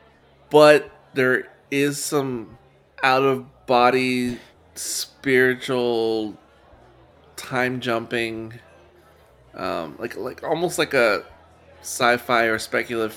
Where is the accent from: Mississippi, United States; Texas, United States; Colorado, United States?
Texas, United States; San Antonio; my hometown, San Antonio